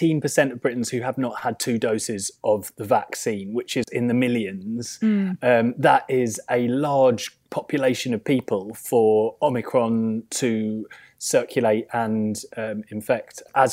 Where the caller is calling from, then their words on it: Germany; I'm also should say that I'm beaming live from Germany.